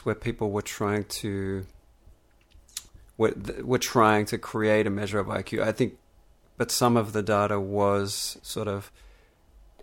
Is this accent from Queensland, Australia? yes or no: no; Melbourne, Victoria, Australia; the environment I grew up in Melbourne, Australia